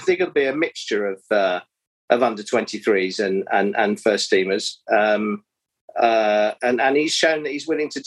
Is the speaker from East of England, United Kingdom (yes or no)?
no; Bromley, London, United Kingdom; Bromley, who's my hometown club